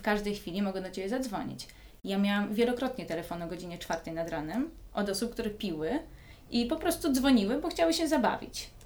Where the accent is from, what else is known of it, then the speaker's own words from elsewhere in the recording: Józefów, Masovian Voivodeship, Poland; moved away; also born or lived in Lanzarote; jestem z Józefowa, spod Warszawy